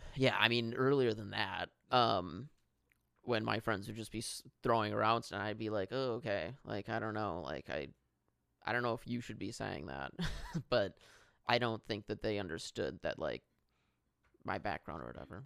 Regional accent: Milwaukee, Wisconsin, United States; also born or lived in Los Angeles; I grew up in Milwaukee

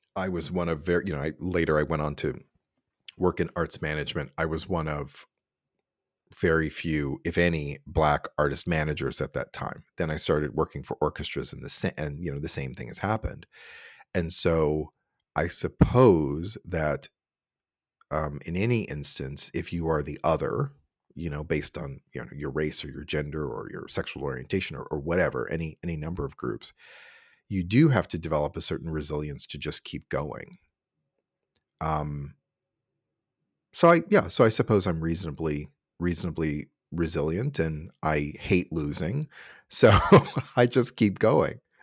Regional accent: Cincinnati, Ohio, United States; moved away as an adult; also born or lived in New York / San Francisco; I was born, uh, and raised in Cincinnati, Ohio

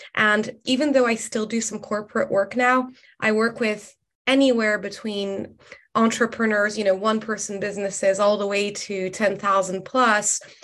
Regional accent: Morocco; now in London, United Kingdom; I am originally from Morocco, but I've spent the last 12 years um, based in London

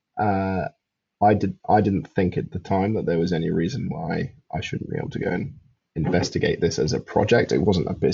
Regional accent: London, United Kingdom; also born or lived in Highlands of Scotland / Oxfordshire / Edinburgh; I grew up in London

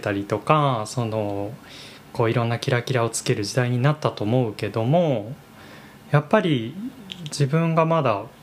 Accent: Aichi, Japan; now in Tokyo, Japan; 自分自分愛知出身なんですけ

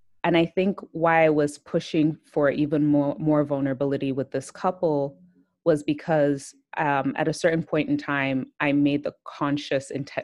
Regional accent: Nigeria; I'm Nigerian

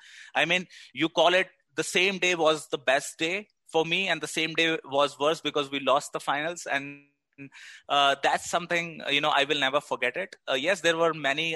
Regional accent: Delhi, India; now in Bangalore, India; I am from Delhi.

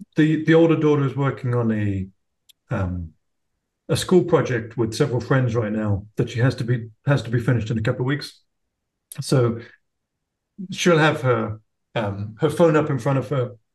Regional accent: United Kingdom; now in Florida, United States; I live in uh, Florida now. I'm British originally, but have ended up in Florida

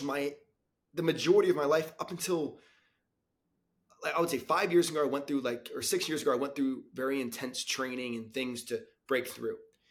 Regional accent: United States; I'm from Florida, New York City

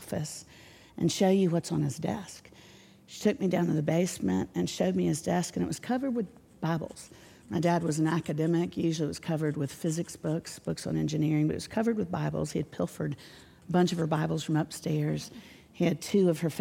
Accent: Orlando, Florida, United States; now in Nashville, United States; I grew up in Orlando

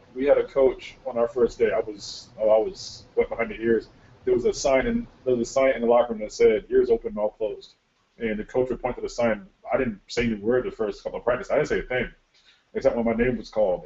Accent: Connecticut, United States; moved away; I'm from Connecticut

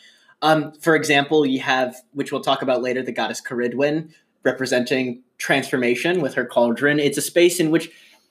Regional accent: Finger Lakes, central New York, United States; I grew up in central New York around the Finger Lakes

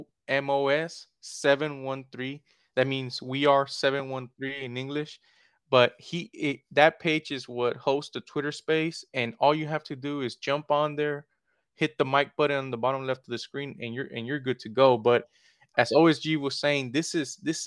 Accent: Houston, Texas, United States; I was born and raised in Southwest Houston, near the Charlestown, Bel Air area.

